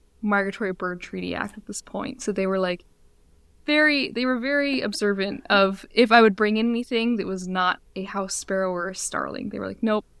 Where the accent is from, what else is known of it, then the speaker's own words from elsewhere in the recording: Midwest, United States; I grew up in the Midwest